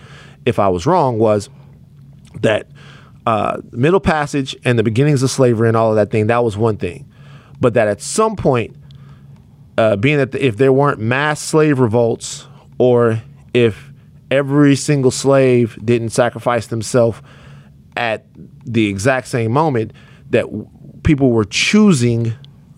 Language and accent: English; Baton Rouge, Louisiana, United States; moved away; I'm from Baton Rouge, Louisiana